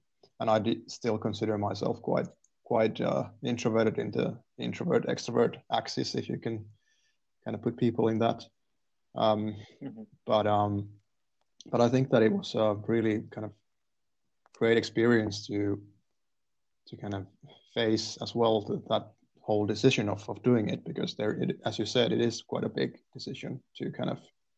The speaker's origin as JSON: {"language": "English", "town": "Turku", "region": "Southwest Finland", "country": "Finland", "tie": "born or raised there", "also_born_or_lived": "Raisio, Finland / Canada / England", "said": "I was born in Raisio, actually. And so that's quite a small town next to Turku. So I'm from there. But I've lived in Turku for most of my life so far."}